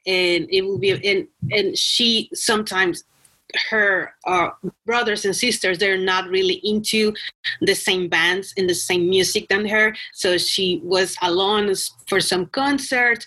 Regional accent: Mexico; now in Los Angeles, United States; I'm from Mexico, but I'm living in LA right now.

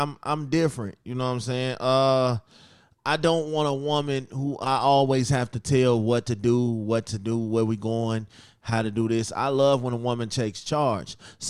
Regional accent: Chicago, Illinois, United States; I'm from Chicago.

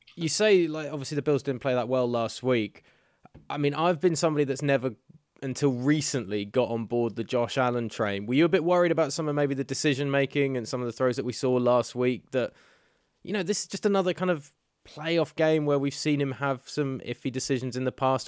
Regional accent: United Kingdom; we're British

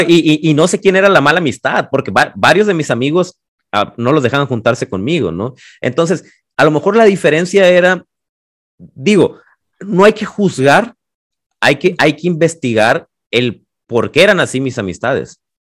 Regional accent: Los Mochis, Sinaloa, Mexico; moved away as an adult; now in Guadalajara, Mexico; soy de los mochis orgullosamente. Tengo más años viviendo en Guadalajara

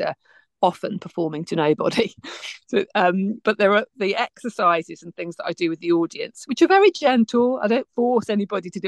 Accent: West Midlands, United Kingdom; moved away; I'm from the West Midlands originally

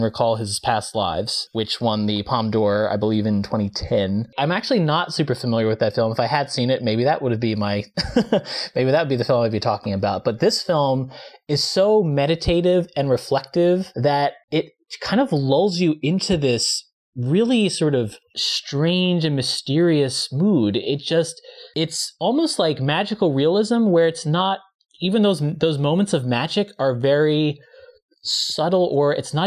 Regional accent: United States; as an American

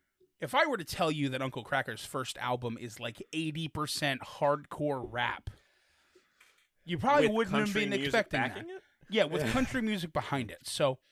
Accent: Detroit, Michigan, United States; I'm from Detroit.

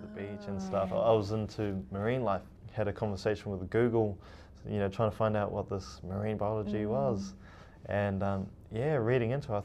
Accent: Auckland, New Zealand; also born or lived in Mitiaro, Cook Islands; I'm from the Cook Islands, in a little island called Metiaro. And I have grown up here in New Zealand

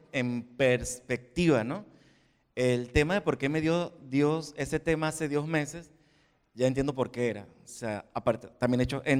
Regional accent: Venezuela; moved away as an adult; now in Spain; cuando salí de Venezuela a este país, dije, bueno, ya mi prueba fue cuando salí de Venezuela. Todos los años que pasé aquí como sin papeles, buscando trabajo, trabajando en negro, la primera tarjeta de residencia, por fin me dieron el DNI

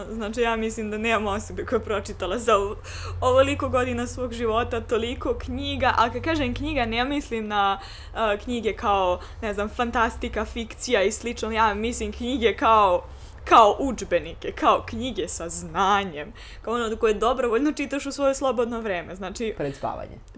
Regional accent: Serbia; ovde, kod nas u Srbiji

